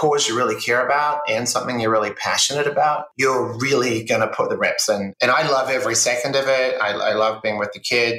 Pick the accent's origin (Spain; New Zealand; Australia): New Zealand; moved away as an adult; now in United States; I grew up in New Zealand, it's a small country, 5 million people